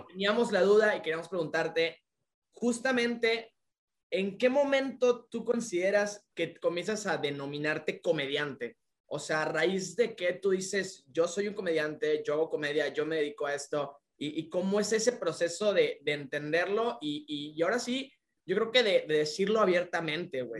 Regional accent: Tabasco, Mexico; now in Yucatán, Mexico; vivimos aquí en Yucatán, güey. De que yo soy tabasqueño

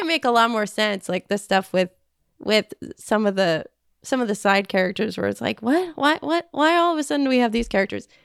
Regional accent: Southern California, United States; I'm from Southern California, and I don't know. I, I feel like that's not an accent

